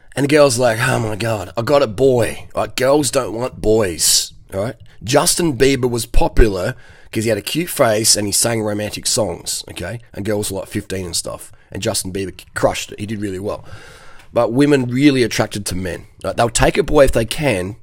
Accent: Adelaide, South Australia, Australia; I'm 45 from Adelaide, Australia.

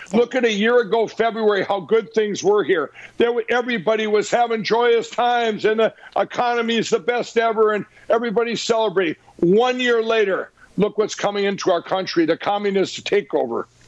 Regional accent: Minnesota, United States; my home state of Minnesota

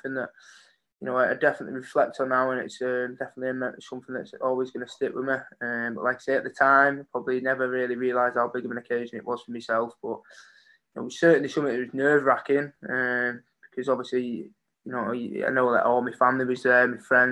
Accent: Warrington, North West England, United Kingdom; I've played for my hometown, I've represented my hometown

